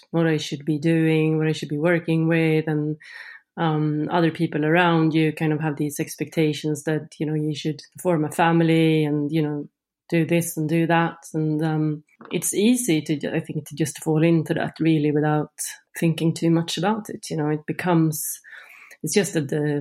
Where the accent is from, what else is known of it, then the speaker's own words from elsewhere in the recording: Sweden; moved away as an adult; now in Norway; I grew up in Sweden